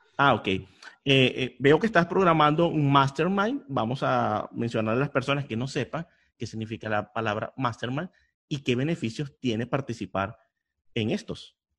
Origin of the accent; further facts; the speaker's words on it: Venezuela; now in Miami, United States; yo soy de Venezuela